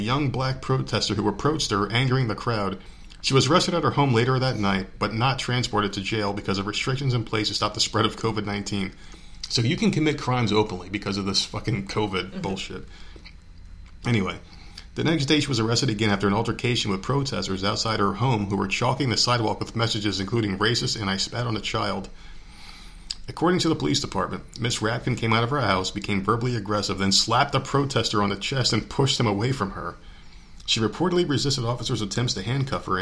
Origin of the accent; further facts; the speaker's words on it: New Jersey, United States; my home state of New Jersey